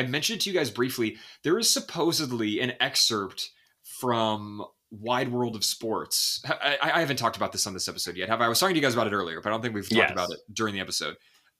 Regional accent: United States; As an American, that's my first thought about everything.

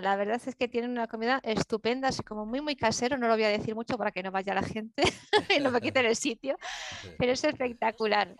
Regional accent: Galicia, Spain; now in Madrid, Spain; yo nací en Galicia, que está al lado de Portugal, y mm, que hablamos gallego

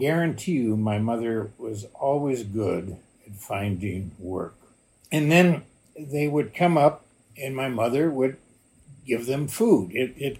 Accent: West St. Louis County, Missouri, United States; I grew up in West St. Louis County, and I grew up off an original alignment of 66 that was my home.

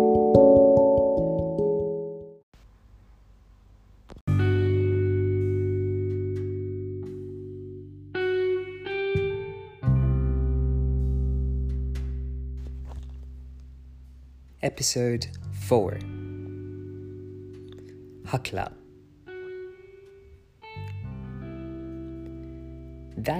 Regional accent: India; Growing up in India

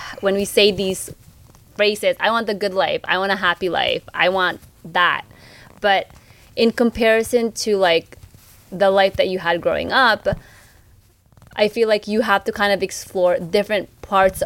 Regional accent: Philippines; we're Filipino

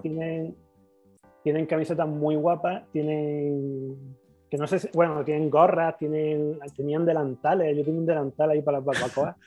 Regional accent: Granada, Andalusia, Spain; yo que soy de Granada

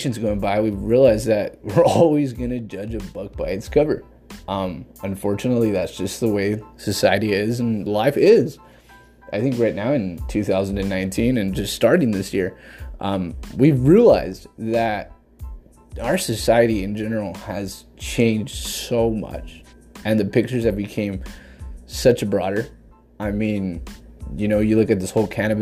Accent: Jackson County, Oregon, United States; I'm from Oregon, in particular Jackson County. Born and raised all my life

